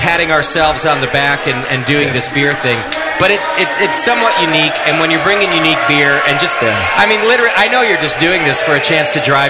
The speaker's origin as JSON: {"language": "English", "country": "United Kingdom", "moved": "yes", "said": "I'm just a Brit in the middle of Texas"}